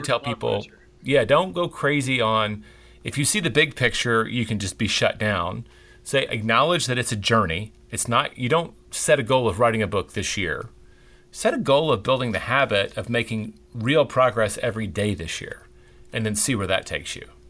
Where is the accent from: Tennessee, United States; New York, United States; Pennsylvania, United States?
Tennessee, United States; Memphis; now in Texas, United States; growing up in Memphis, Tennessee